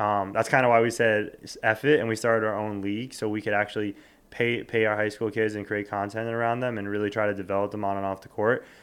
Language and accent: English; South Florida, United States; born or raised there; moved away as an adult; also born or lived in Westchester, New York / New York City; now in New York, United States